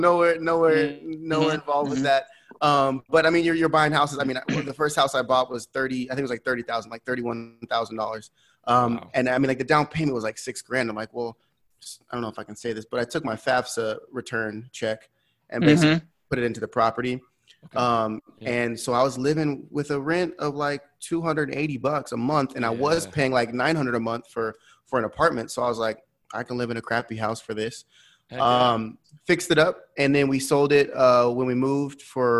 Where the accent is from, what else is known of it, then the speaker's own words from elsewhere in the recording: California, United States; moved away as an adult; now in Waco, United States; I'm originally from California.